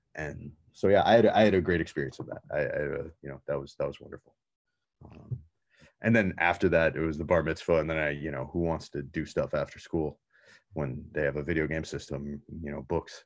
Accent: United States; born or raised there

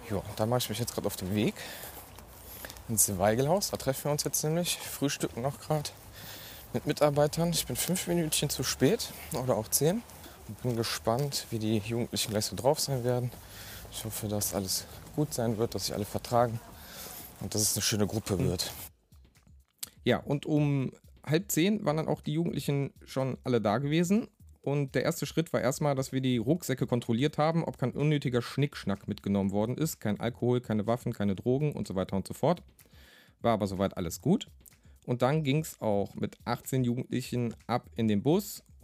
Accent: Rhineland, Germany; born there; now in Essen, Germany; da draußen nennen sie mich … gebürtiger Rheinländer, neues Großstadt Essen

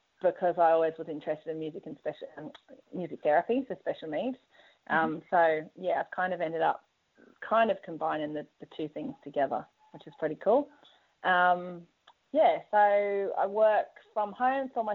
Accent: England, United Kingdom; moved away as an adult; now in Sydney, Australia; I'm English, moved over here in 2000, studied music in the UK

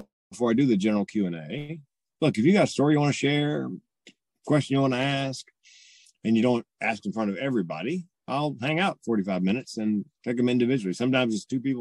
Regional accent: the South, United States; I'm from the South

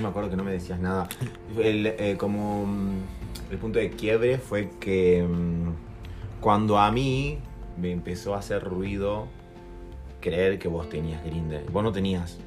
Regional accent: Jujuy, Argentina; somos de Jujuy

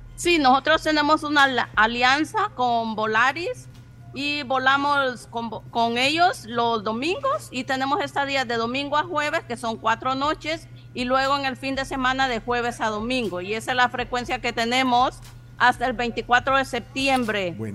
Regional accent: Copán Ruinas, Copán, Honduras; now in Roatán, Honduras; Yo soy de Copán Ruinas, pero vivo aquí en Roatán desde el 92

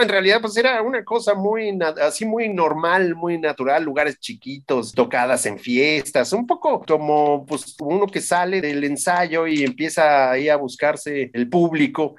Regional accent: Mexico; como mexicanos

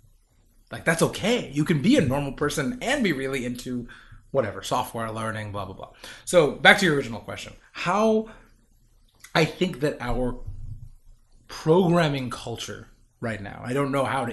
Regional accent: New York, United States; also born or lived in Tennessee / Pennsylvania; I was away from New York or Tennessee, which I was officially born in, but I was left when I was like one year old

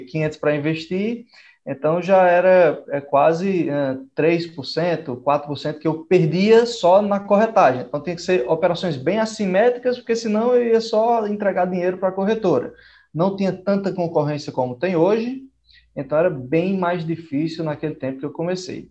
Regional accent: Northeast Region, Brazil; sou lá do Nordeste

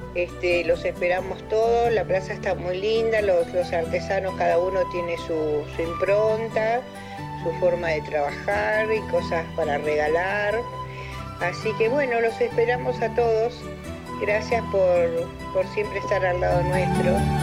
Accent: Esquel, Chubut, Argentina; soy de Esquel

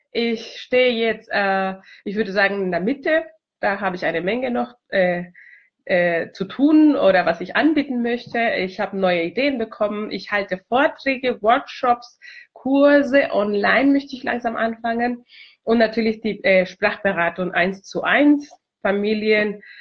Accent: Chile; German is a second language; now in Germany; Ja, ich komme aus Chile ursprünglich. Ich wohne seit 18 Jahren schon in Deutschland. Ich liebe dieses Land und ich habe Deutsch äh, mit 13 Jahren äh, alt äh, in Chile gelernt.

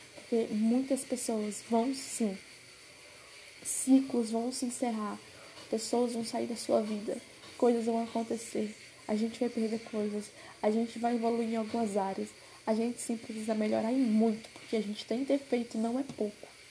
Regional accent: Pará, Brazil; eu sou do Pará

